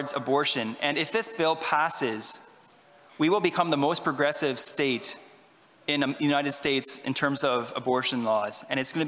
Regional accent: Ottawa, Ontario, Canada; I'm from Ottawa

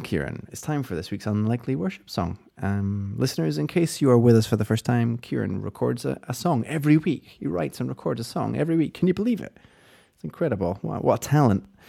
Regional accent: United Kingdom; we're British

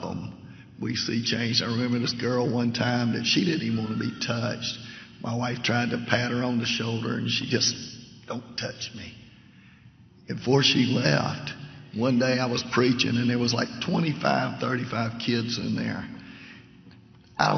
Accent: Savannah, Georgia, United States; moved away as an adult; now in Leesville, United States; I'm originally from Savannah, and lived there almost all my life until 4 years ago

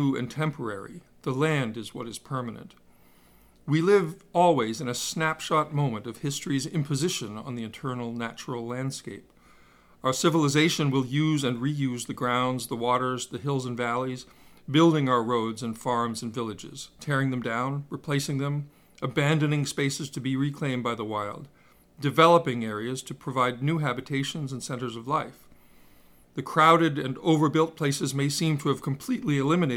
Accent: Swampscott, Massachusetts, United States; I grew up in Swampscott in the 1960s and 70s

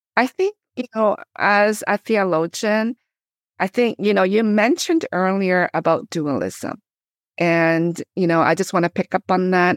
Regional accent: Canada; moved away as an adult; also born or lived in Korea; now in United States; I grew up in Canada, but now I teach in the U S.

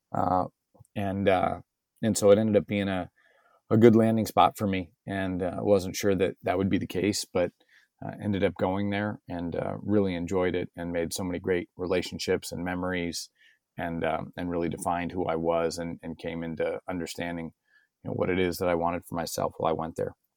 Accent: San Diego, California, United States; I was born and raised in San Diego, California, uh, proudly

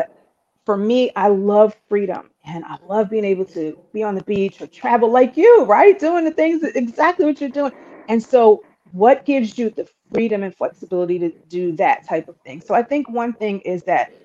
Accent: New York, United States; moved away as an adult; also born or lived in Philadelphia, Pennsylvania; now in Jacksonville, United States; I grew up in New York, and I went to college in Philadelphia.

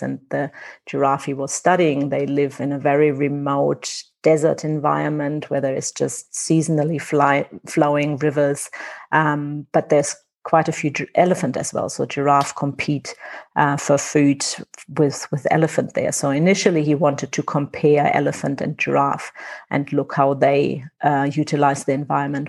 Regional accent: Germany; accent: German; now in Windhoek, Namibia; I'm not Namibian, I'm German.

